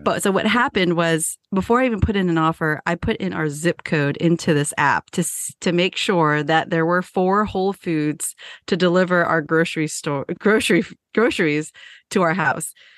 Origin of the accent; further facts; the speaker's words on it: San Jose, California, United States; moved away as an adult; now in Appalachian Mountains, United States; I was born and raised in San Jose